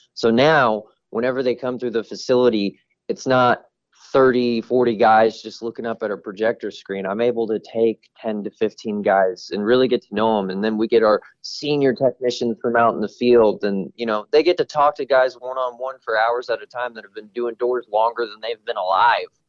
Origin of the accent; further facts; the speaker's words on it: Kansas City, Missouri, United States; moved away as an adult; now in Phoenix, United States; I'm originally from Kansas City, even though I live out in Phoenix now